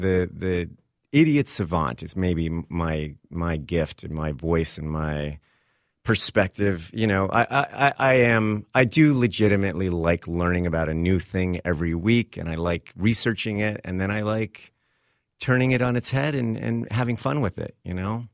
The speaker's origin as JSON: {"language": "English", "region": "Texas", "country": "United States", "tie": "born or raised there", "also_born_or_lived": "Vermont / Hollywood", "moved": "as an adult", "said": "I grew up in Texas, school on the East Coast, uh, in Vermont"}